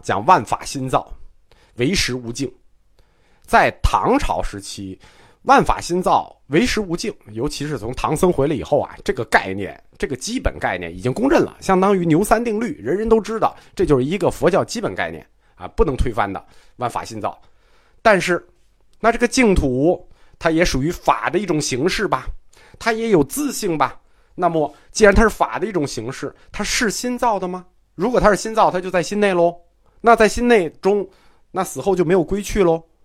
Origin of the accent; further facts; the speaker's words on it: China; 我们中国人